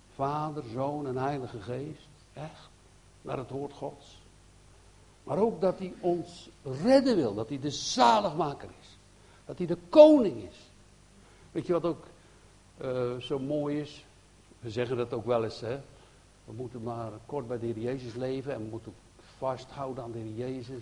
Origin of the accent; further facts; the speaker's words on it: Netherlands; wij zijn Nederlanders